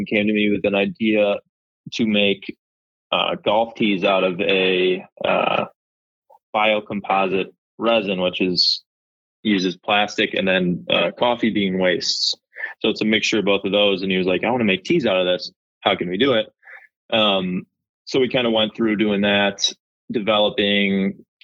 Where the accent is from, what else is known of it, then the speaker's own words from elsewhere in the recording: Evergreen Park, Illinois, United States; I grew up in Evergreen Park, Illinois